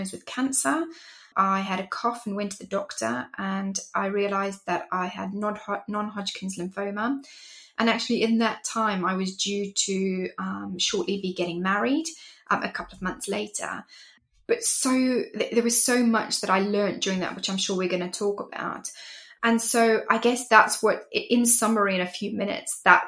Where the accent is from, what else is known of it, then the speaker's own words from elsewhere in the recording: Zimbabwe; moved away as an adult; also born or lived in England; now in United Kingdom; I am from Zimbabwe originally, from Africa, and I'm Greek also. And that's where I grew up